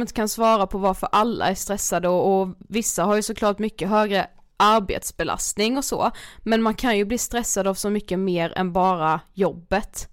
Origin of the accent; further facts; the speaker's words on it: Karlshamn, Blekinge, Sweden; now in Stockholm, Sweden; vi kommer ju liksom från en mindre stad, ja. Karlshamn.